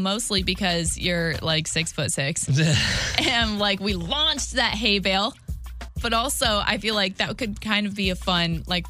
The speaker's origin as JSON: {"language": "English", "town": "Waterloo", "region": "Illinois", "country": "United States", "said": "I was from Waterloo."}